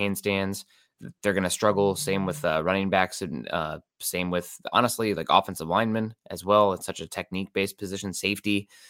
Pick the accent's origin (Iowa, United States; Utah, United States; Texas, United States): Iowa, United States; East; now in Seattle, United States; Quad Cities, my hometown in, uh, East Iowa here